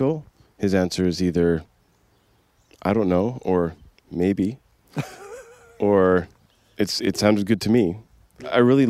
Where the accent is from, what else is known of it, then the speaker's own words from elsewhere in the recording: Coquitlam, British Columbia, Canada; I'm from Coquitlam, BC, Canada, just outside Vancouver